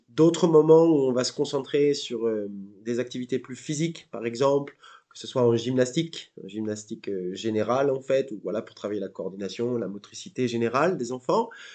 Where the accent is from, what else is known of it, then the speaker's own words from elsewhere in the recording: Seine-Maritime, a small village in Normandy, France; moved away as an adult; now in Melbourne, Australia; je viens d'un petit village reculé de Normandie. voilà, donc pas très loin de Rouen, à deux heures de Paris, donc en Seine-Maritime